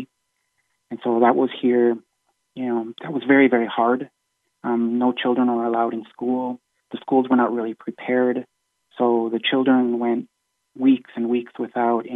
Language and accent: English; Wisconsin, United States; now in Spain; my parents are both from Germany, but I grew up in the United States. I grew up in Wisconsin